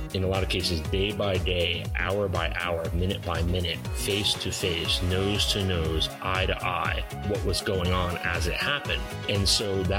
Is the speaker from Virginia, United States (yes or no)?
no; northern New Jersey, United States; I grew up in New Jersey, northern New Jersey